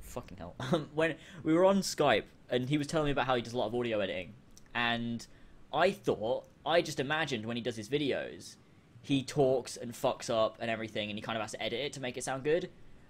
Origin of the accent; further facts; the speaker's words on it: Australia; I'm from Australia.